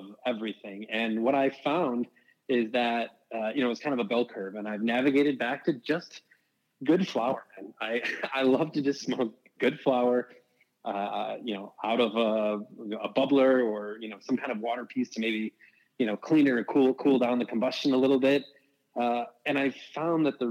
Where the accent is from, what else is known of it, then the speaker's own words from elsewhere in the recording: Chicago, Illinois, United States; moved away; I'm originally from Chicago